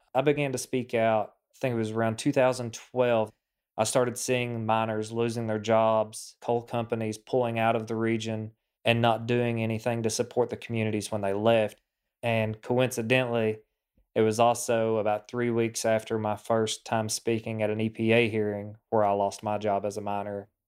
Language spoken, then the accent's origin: English; Appalachia, eastern Kentucky, United States; We grew up with water contamination issues